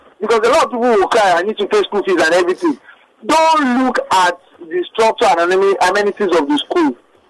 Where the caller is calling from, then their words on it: Kenya; I'm calling from Kenya.